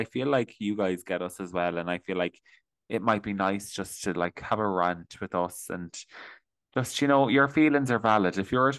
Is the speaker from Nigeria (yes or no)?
no; Ireland; We're all struggling as young Irish people in this corrupt system.